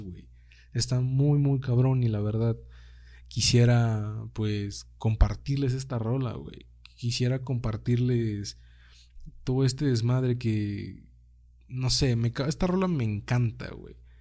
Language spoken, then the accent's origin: Spanish; Mexico; accent: Mexican; moved away; los mexicanos no hablamos tanto así como realmente lo hacen ustedes